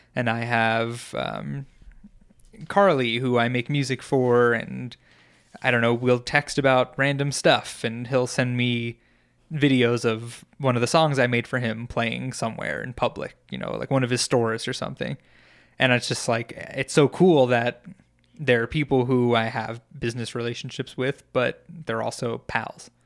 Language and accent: English; New York, United States; moved away; growing up in New York